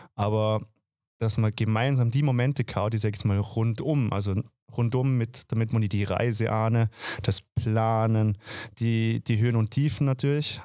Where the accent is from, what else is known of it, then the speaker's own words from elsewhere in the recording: Dornbirn, Vorarlberg, Austria; moved away as an adult; also born or lived in Vienna; now in Semmering, Austria; ich komme eigentlich aus dem Ländle, ich komme eigentlich aus Dorabera, wohne seit sechs